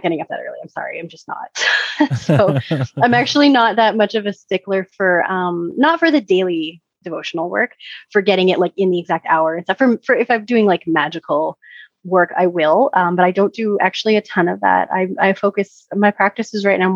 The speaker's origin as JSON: {"language": "English", "country": "Canada", "said": "I'm Canadian"}